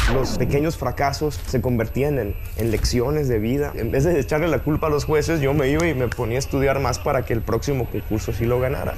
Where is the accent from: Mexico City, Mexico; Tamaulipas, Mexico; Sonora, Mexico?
Sonora, Mexico; now in Miami, United States